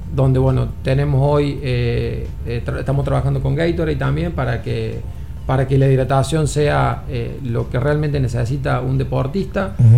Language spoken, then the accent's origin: Spanish; Argentina; now in Dominican Republic; yo soy argentino, entrenador argentino